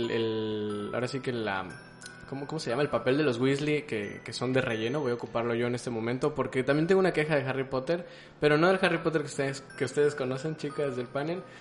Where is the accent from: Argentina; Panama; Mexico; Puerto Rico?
Mexico; Veracruz; También soy jarocho.